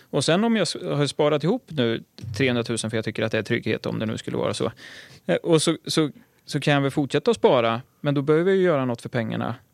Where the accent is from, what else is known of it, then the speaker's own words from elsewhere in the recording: Örebro, Örebro County, Sweden; från Örebro, eh, där jag är uppvuxen